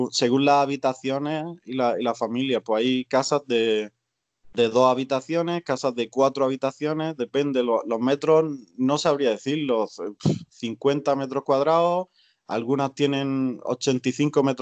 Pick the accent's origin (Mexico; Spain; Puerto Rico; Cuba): Spain; moved away; A mí me da pena la situación en España, por supuesto, porque soy de allí, soy español, pero estoy tan a gusto con mi situación aquí